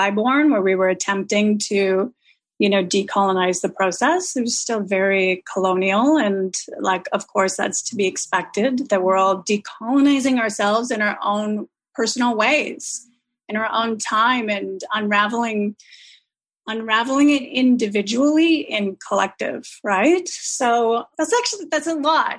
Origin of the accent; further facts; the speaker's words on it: Vancouver, British Columbia, Canada; I'm from Vancouver, the land itself